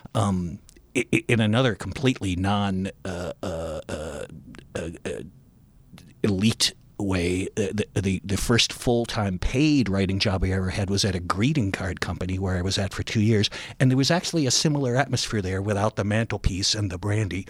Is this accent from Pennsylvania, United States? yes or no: no; Cleveland, Ohio, United States; moved away as an adult; also born or lived in Chapel Hill, North Carolina; I went back to my hometown of, um, Cleveland